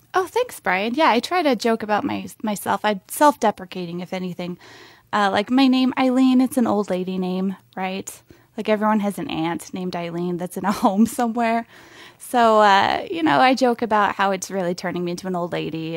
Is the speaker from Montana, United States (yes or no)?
yes; Montana, United States; moved away; I'm from Montana originally, and I was, I shudder when I say it, I was homeschooled